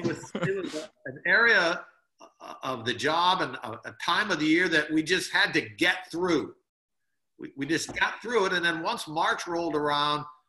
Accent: Peoria, Illinois, United States; moved away as an adult; I'm from Peoria, Illinois

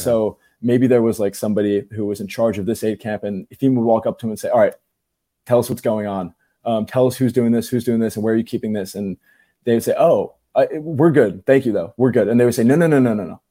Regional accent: New Jersey, United States; I'm from New Jersey

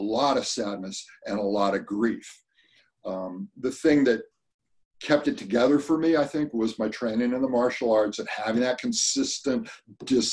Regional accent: California, United States; growing up in California, spent a lot of time going to the Sierras

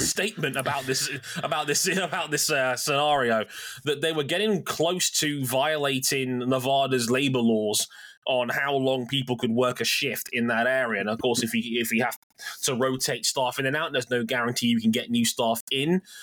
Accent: United Kingdom; us Brits

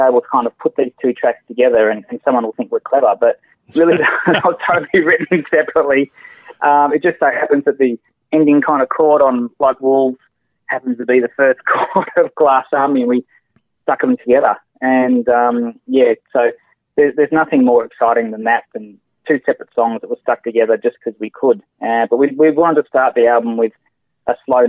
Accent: Canberra, Australian Capital Territory, Australia; moved away; we were in an earlier band called Switch 3, and we're from Canberra

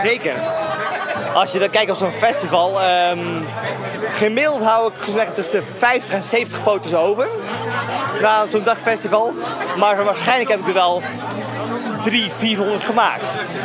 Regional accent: Netherlands; als Nederlander

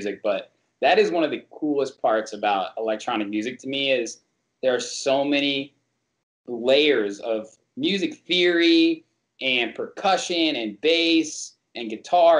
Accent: Midwest, United States; also born or lived in Santa Monica; I grew up in the Midwest, obviously, you know, I told you I was born in Santa Monica

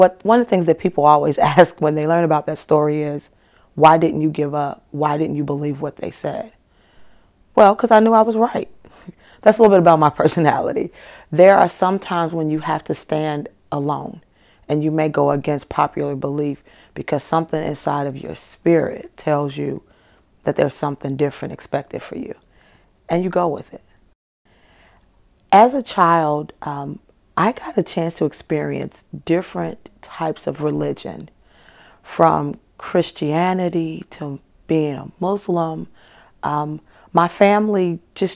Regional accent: Chicago, Illinois, United States; I grew up in Chicago

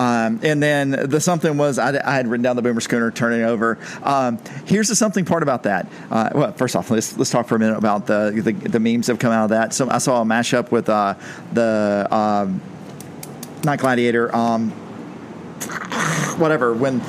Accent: Patterson, Georgia, United States; my hometown, or actually my home county in Pierce County. I don't claim Blackshear. I claim Patterson.

